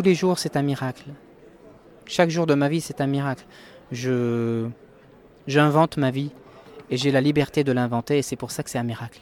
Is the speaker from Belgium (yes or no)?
no; Lebanon; j'ai grandi au Liban, je suis né au Liban